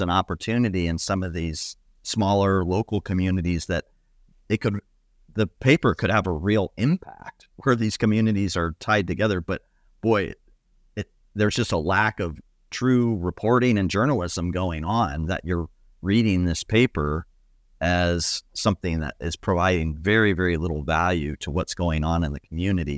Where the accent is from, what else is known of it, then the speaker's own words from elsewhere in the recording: Ohio, United States; moved away; my home state of Ohio where my dad still gets the local newspaper.